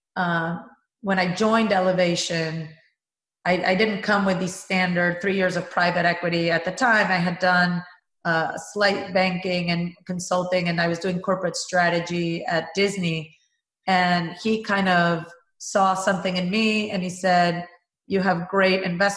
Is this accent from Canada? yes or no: no; Venezuela; moved away; I worked at a cement company in my home country of Venezuela.